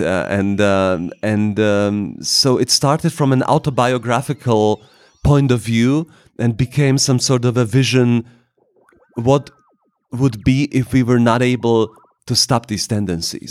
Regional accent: Bratislava, Bratislava Region, Slovakia; I was born in Bratislava. At the time, and it was still Czechoslovakia, that was my home country

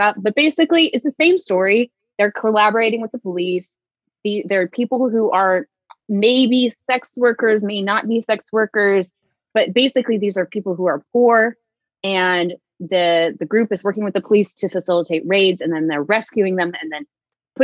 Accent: Visalia, California, United States; I grew up in Central California in Visalia.

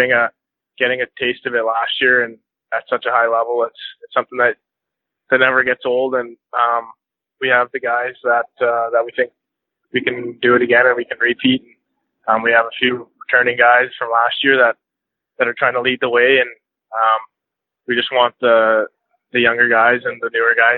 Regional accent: Grande Prairie, Alberta, Canada; also born or lived in Sherwood Park, Alberta; I started off hockey in Grand Prairie. I lived there for about 10 years

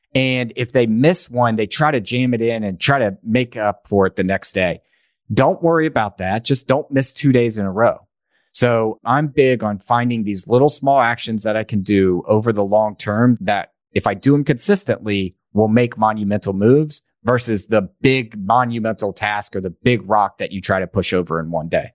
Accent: East Tennessee, United States; I grew up in East Tennessee

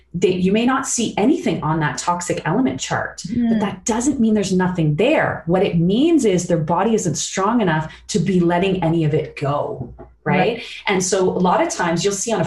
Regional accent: Sarnia, Ontario, Canada; I grew up in Sarnia, which is in Chemical Valley.

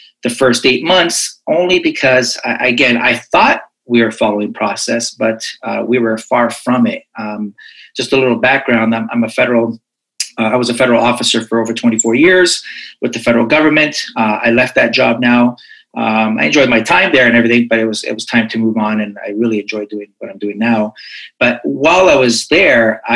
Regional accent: Toronto, Ontario, Canada; I'm from Toronto, Canada

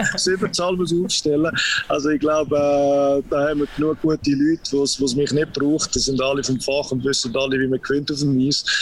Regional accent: Zug, Switzerland; ich bin auch als, äh, als Zuger aufgewachsen

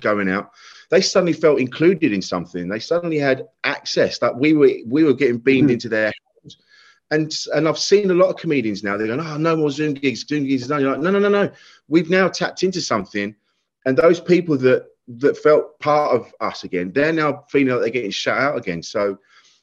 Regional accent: Kent, South East England, United Kingdom; I was a man from Kent

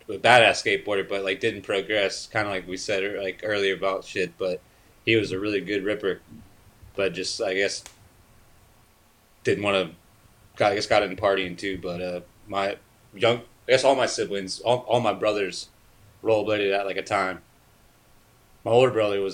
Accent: Florida, United States; also born or lived in Silver Spring, Maryland; my parents moved down to Florida when I was a year and a half, 2 years old

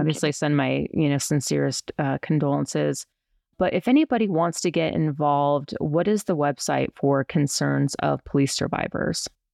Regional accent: Colorado, United States; also born or lived in New York City; I'm from Colorado

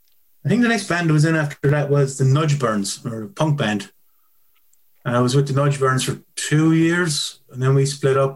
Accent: Clonmel, Tipperary, Ireland; Clonmel. Well, outside Clonmel.

